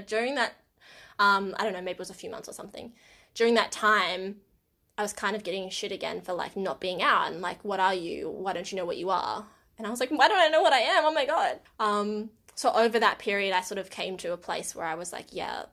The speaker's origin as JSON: {"language": "English", "town": "Wagga Wagga", "region": "New South Wales", "country": "Australia", "tie": "born or raised there", "said": "my hometown of Wagga Wagga"}